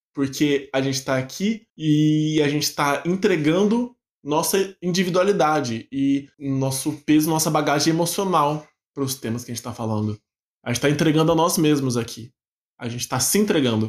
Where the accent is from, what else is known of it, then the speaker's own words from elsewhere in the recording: Bauru, São Paulo, Brazil; moved away as an adult; now in São Paulo, Brazil; também sou bauruense de nascença, também sou da Cidade Sem Limites